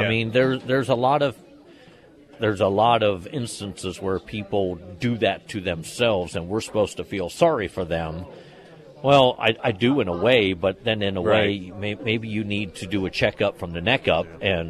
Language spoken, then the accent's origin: English; Pennsylvania, United States; moved away; as a kid growing up in Pennsylvania, there was just absolute Steelers fever during the 70s.